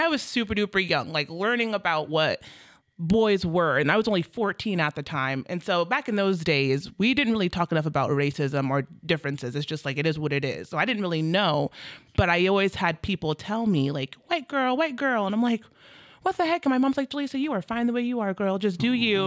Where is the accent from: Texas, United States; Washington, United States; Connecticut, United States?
Washington, United States; Federal Way; also born or lived in Bremerton, Washington; moved up to Federal Way when I was five